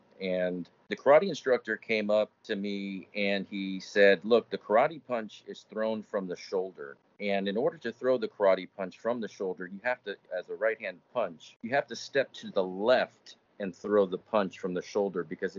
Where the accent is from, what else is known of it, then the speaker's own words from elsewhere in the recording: Miami, Florida, United States; also born or lived in Kansas; I grew up in Miami, Florida